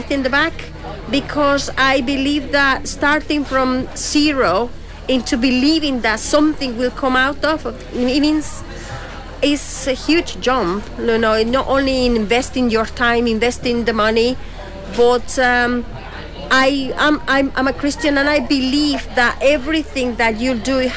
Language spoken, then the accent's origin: English; Guatemala; also born or lived in Hong Kong / England; now in Tipperary, Ireland; I'm original from Central America